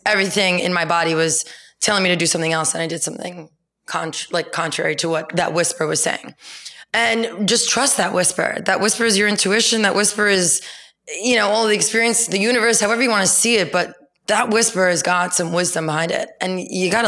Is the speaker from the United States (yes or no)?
yes; New York City, New York, United States; living, growing up in New York